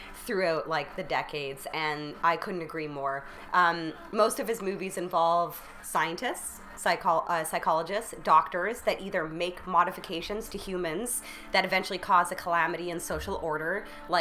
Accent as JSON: {"language": "English", "country": "Canada"}